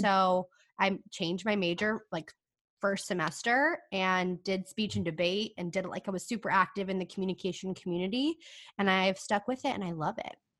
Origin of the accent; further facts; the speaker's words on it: California, United States; now in San Diego, United States; I'm from California